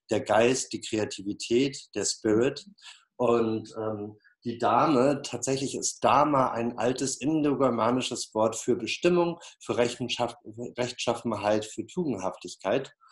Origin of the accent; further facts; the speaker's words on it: Flensburg, Schleswig-Holstein, Germany; now in Berlin, Germany; Äh, ich bin mittlerweile Berliner. Eigentlich komme ich aus Flensburg.